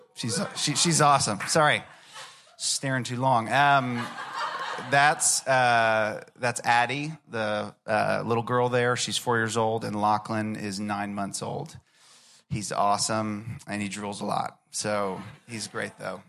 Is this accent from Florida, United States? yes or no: yes; Orlando, Florida, United States; I grew up in Orlando, Florida